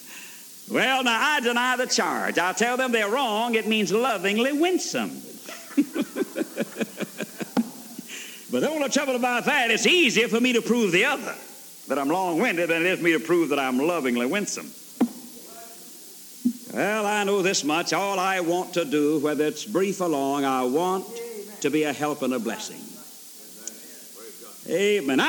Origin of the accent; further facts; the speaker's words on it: Alabama, United States; also born or lived in Georgia; I was born in Georgia and reared in Alabama